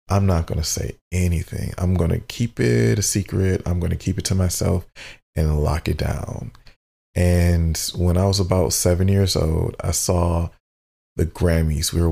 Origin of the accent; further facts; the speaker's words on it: Midwest, United States; growing up in the Midwest in a black family, we, for the majority, tend to be, you know, of the Christian faith or Baptist or whatever you have